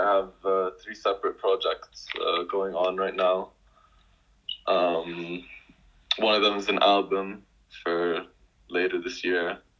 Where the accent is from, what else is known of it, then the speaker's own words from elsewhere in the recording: Jordan; I'm from Jordan. I'm 22 right now. Also currently living in Jordan.